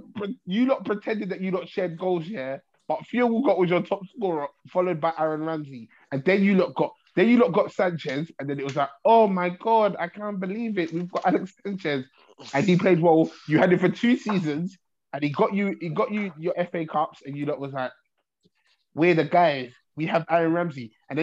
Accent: Ireland; I'm Irish in it until further notice.

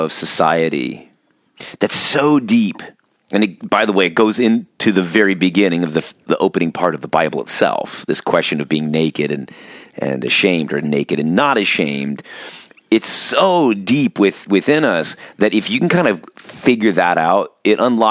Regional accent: Orange County, California, United States; now in Pacific Northwest, United States; growing up in Orange County, California

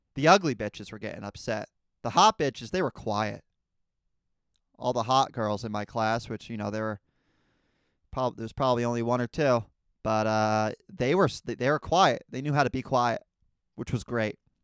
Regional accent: United States; as a American citizen

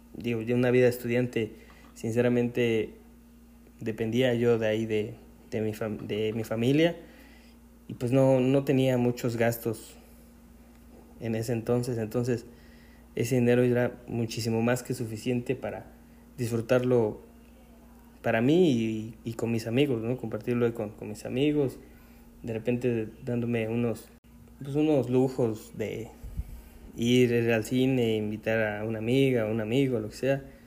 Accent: Puebla, Mexico; aquí en Puebla, que es de donde yo soy

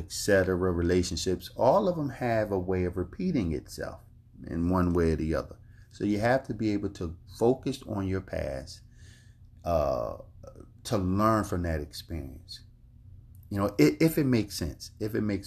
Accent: Philadelphia, Pennsylvania, United States; I grew up in North Philadelphia in Richmond Island Projects.

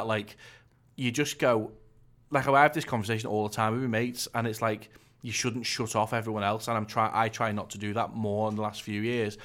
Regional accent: North West England, United Kingdom; I'm from the North West

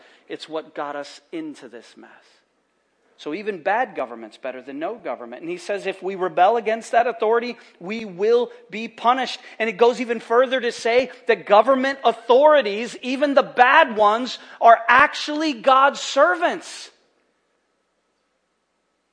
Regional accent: United States; we're from America

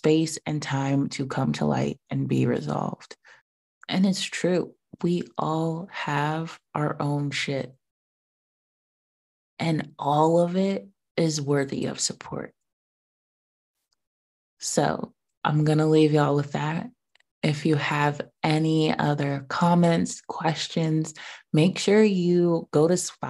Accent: United States; being an American citizen

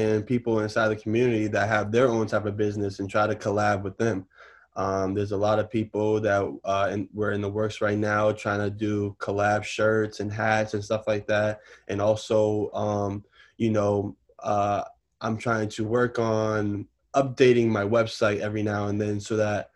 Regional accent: Newton, Massachusetts, United States; also born or lived in Roxbury, Boston; I grew up in Newton all my life. I went to all the Newton schools

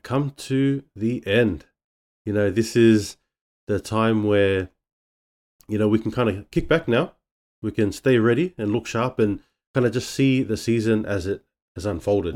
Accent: Sydney, New South Wales, Australia; also born or lived in Manly, Sydney; we're born in, uh, the Manly area, but then we shifted out to the West, and, um, that's where, uh, you know, we grew up, um, growing up around the Blacktown area

